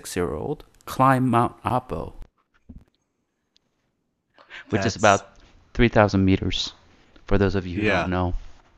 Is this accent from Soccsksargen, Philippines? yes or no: no; Davao, Davao Region, Philippines; yeah, we're all Davao. We're from Davao.